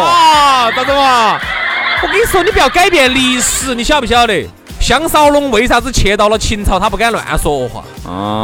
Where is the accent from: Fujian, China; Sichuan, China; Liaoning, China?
Sichuan, China; 我们四川人